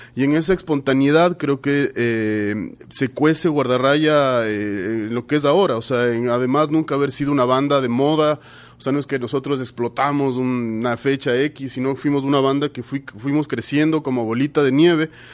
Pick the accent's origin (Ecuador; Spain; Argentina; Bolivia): Ecuador; como ecuatorianos